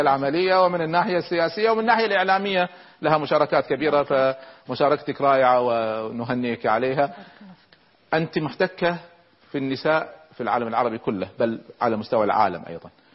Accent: Kuwait; عندنا في الكويت

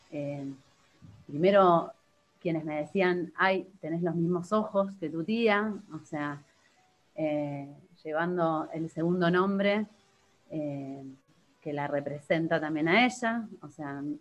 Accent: Bariloche, Río Negro, Argentina; born there; Y cuando yo nací en Bariloche, obviamente con toda la situación de, que mi papá había perdido a su hermana y que no se sabía nada de ella

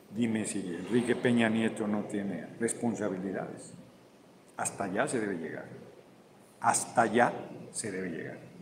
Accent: Mexico; Yo vengo orgullosísimo de ser mexicano, no, no me voy a ningún lugar yo soy mexicano

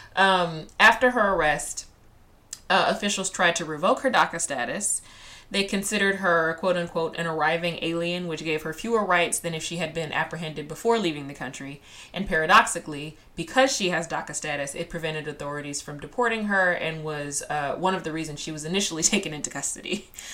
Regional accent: Texas, United States; I'm Texan. I'm in a very populous state

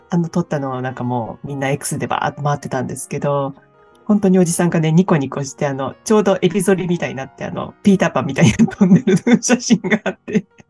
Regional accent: Kansai, Japan; now in Sydney, Australia; 関西人としては

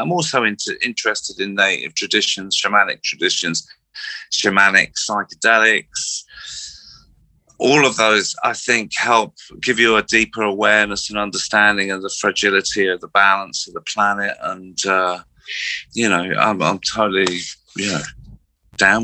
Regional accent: Slough, South East England, United Kingdom; I grew up in Slough

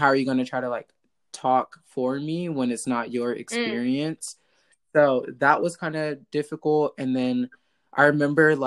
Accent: Stockton, California, United States; growing up in Stockton, like that is not the best mm-hmm. place to be

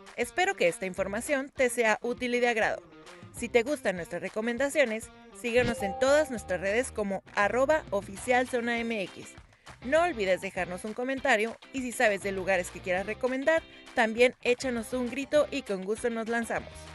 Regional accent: Tijuana, Baja California, Mexico; como buen tijuanense

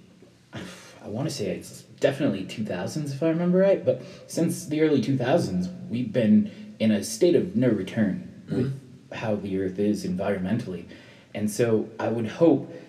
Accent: United States; the privileged position of being an American

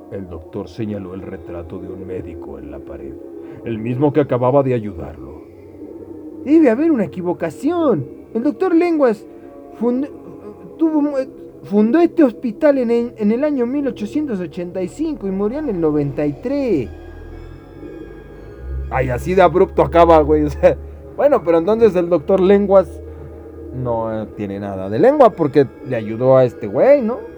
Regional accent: Mexico; Y si nos van a decir algo acerca de que los mexicanos y otros nos parecemos, nos vale madre.

